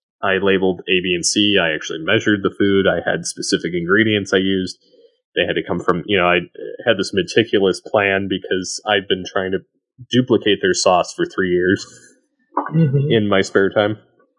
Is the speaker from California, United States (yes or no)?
no; Michigan, United States; now in Colorado, United States; I moved from Michigan to Colorado for work, and there was a restaurant called Italia Garden in Flint, Michigan that my wife and I like to eat at.